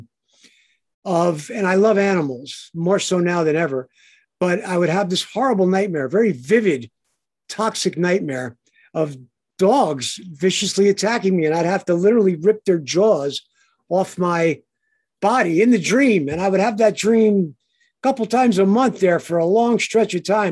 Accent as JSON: {"language": "English", "town": "Passaic", "region": "New Jersey", "country": "United States", "tie": "born or raised there", "said": "born in Passaic"}